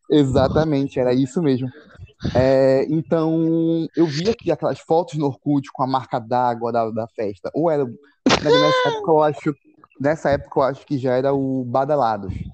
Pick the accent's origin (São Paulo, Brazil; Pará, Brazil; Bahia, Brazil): Pará, Brazil; Belém; now in Altamira, Brazil; Eu tô em Altamira, uma cidade do interior do Pará. Mas eu nasci, nasci cresci em Belém.